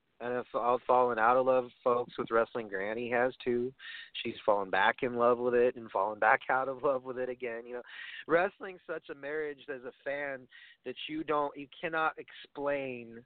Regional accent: New York, United States; I come from New York

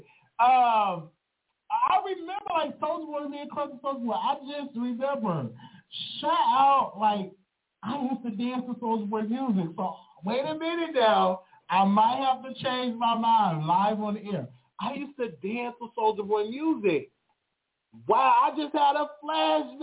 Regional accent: Chicago, Illinois, United States; I'm from Chicago in Inglewood.

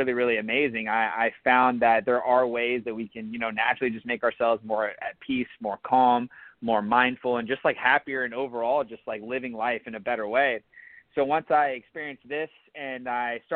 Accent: Atlanta, Georgia, United States; moved away as an adult; also born or lived in Charleston, South Carolina; I grew up in Atlanta, Georgia. Spent about 23 years there.

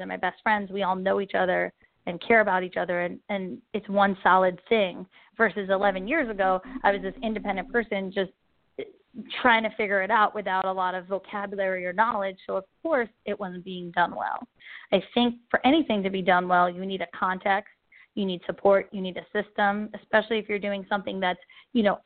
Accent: New York, United States; I grew up in New York

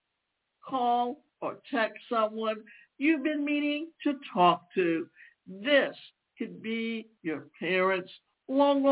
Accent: the South, United States; I grew up in the South where it was always warm

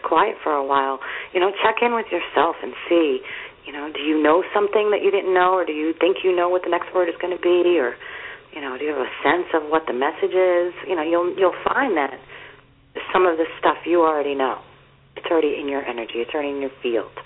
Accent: Yonkers, New York, United States; I grew up in Yonkers

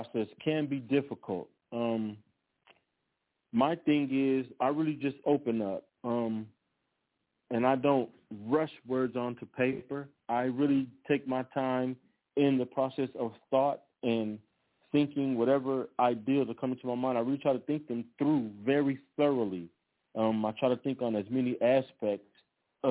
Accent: Los Angeles, California, United States; also born or lived in Austin, Texas; I grew up in Los Angeles

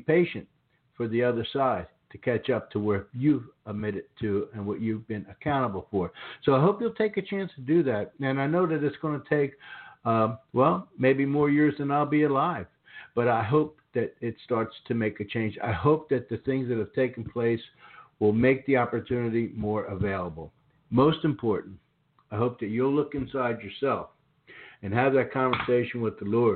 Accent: Philadelphia, Pennsylvania, United States; now in the South, United States; I grew up in the Philadelphia area

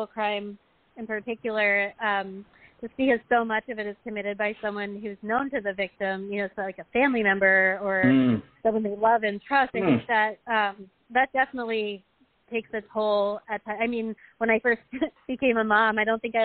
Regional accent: Pennsylvania, United States; moved away; I'm from Pennsylvania

